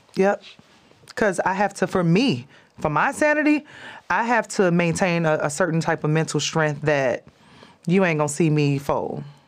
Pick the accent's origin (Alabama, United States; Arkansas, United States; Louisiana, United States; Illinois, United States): Illinois, United States; Chicago; moved away; also born or lived in California / Texas / Las Vegas; That's where I grew up in Chicago